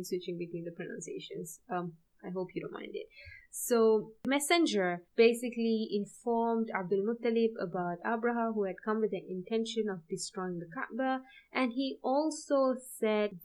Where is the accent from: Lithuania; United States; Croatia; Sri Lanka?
Sri Lanka; I'm from Sri Lanka